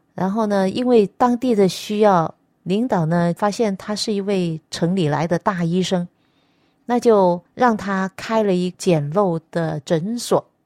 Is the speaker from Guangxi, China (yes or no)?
yes; Nanning, Guangxi, China; moved away; also born or lived in Nanhai County, Guangdong; 我本身是一个广东人，原籍是广东的南海县，但是呢，我本身是在广西南宁出生